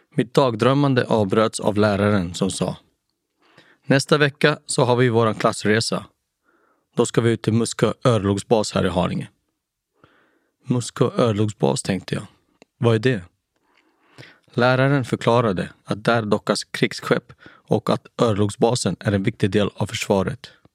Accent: Haninge, Stockholm County, Sweden; also born or lived in Nacka; Jag föddes 1977 på Nacka sjukhus, men växte upp i Jordbro

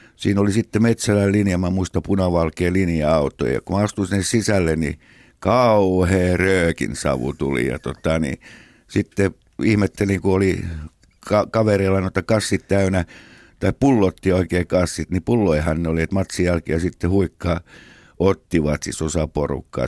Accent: Helsinki, Uusimaa, Finland; siellä me synnyttiin Munkkiniemessä 57.

